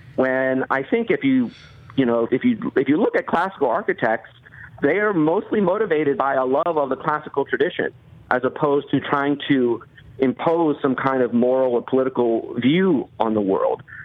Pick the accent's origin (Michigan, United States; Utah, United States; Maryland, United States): Maryland, United States; outside Baltimore; where I grew up outside Baltimore